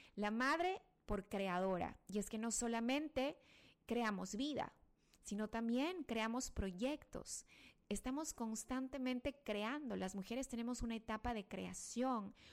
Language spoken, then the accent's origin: Spanish; Ecuador; acá en mi país, en el Ecuador